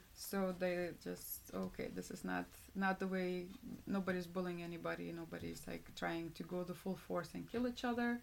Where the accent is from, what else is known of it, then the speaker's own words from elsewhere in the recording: Lithuania; moved away; I'm from Lithuania